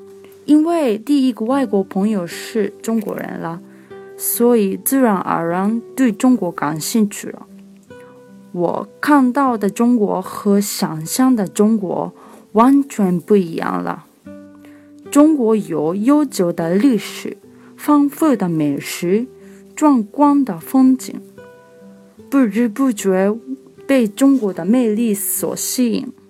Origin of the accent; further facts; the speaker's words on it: Japan; Chinese is a second language; ，我是日本人，现在大学三年级。二零一四年九月，我去北京留学了一年